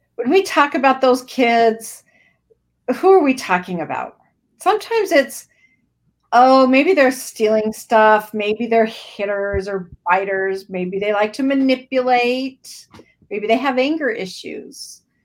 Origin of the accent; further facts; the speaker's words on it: Idaho, United States; also born or lived in Washington / southern Minnesota; now in Minnesota, United States; I am in southern Minnesota, um, but I was born and raised in Idaho. Um, lived in Washington for a little while, for about six years, but then my mom moved us back.